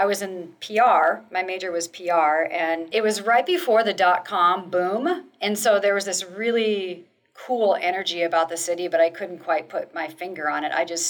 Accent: Moline, Illinois, United States; now in Seattle, United States; So like Jess, I am also a Seattle transplant, born and raised in the Midwest, right on the border of Illinois and Iowa, in a town called Moline, Illinois.

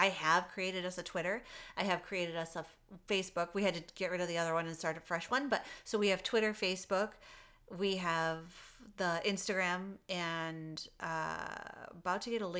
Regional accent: Michigan, United States; now in Arizona, United States; my home state of Michigan.

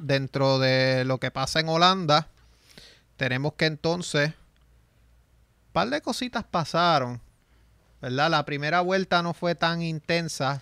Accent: San Sebastián, Puerto Rico; yo soy de San Sebastián

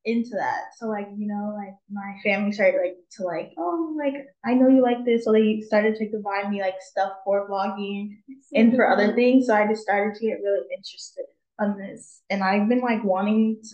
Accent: San Diego, California, United States; I'm from San Diego

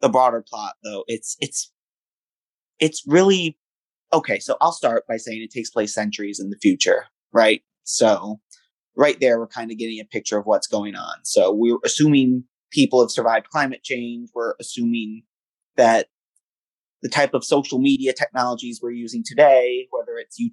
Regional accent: United States; here in my home country in the United States

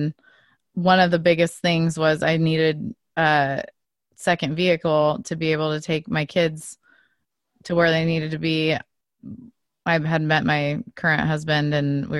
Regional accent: Oregon, United States; I was born here, but my whole family is from Switzerland. So I actually live just outside of where I grew up. Is this little, it's a little town in Oregon that was all settled by Swiss people

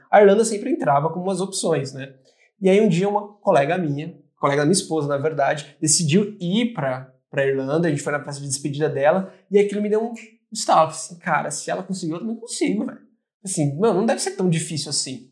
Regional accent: Rio Grande da Serra, São Paulo, Brazil; moved away as an adult; now in Ireland; Eu sou de Rio Grande da Serra, uma pequenina

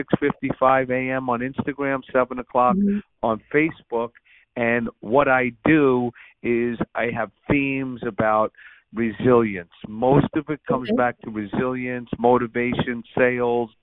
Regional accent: New York City, New York, United States; I'm a New Yorker. I grew up there. And I learned a lot about life on the streets of growing up in Brooklyn.

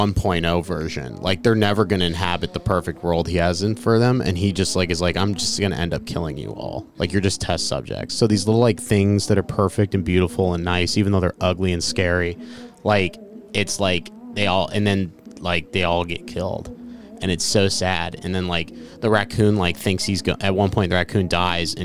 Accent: La Crescenta, California, United States; I'm from La Crescenta, California.

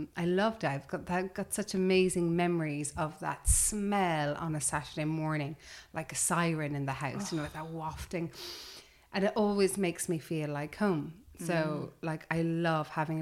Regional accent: Cork, Munster, Ireland; also born or lived in London; now in United Kingdom; I grew up in the countryside in Ireland.

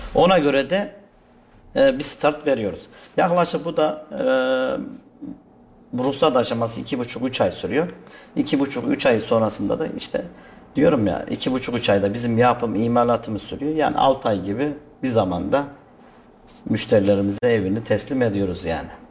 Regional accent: Kayseri, Kayseri Province, Turkey; also born or lived in Altınyayla, Sivas; 1982 Kayseri doğumluyum. Ama aslen Sivas Altınyaylalıyım

